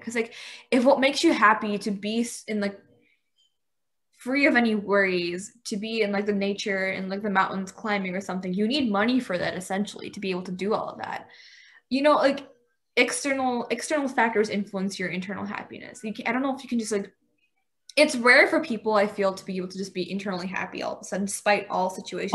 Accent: United States; I was born here. Um, I brought up in an Indian household. So I guess me, like in the Indian household, like they do try to like I guess you could say enforce the Indian ideologies to some certain extent and like the belief system that surrounds that whole thing. But then you know I've grown up in an American system

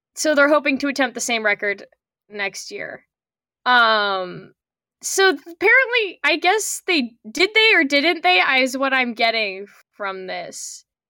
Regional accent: Canada; I'm Canadian

